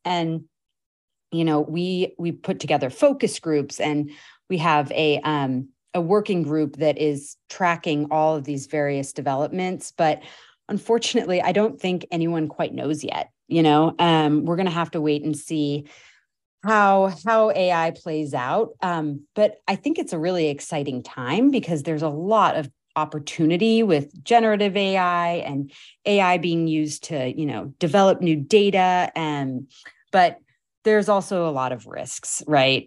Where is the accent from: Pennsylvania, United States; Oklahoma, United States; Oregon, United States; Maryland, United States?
Oregon, United States; also born or lived in New York City / Boston; now in East Bay, United States; I am a West Coaster. I was born in Oregon